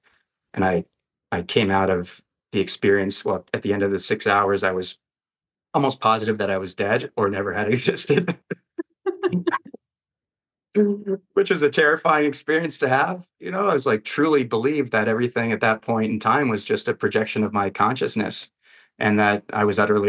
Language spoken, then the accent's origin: English; Western US, United States; I grew up in the Western US and wanted to kind of be back here.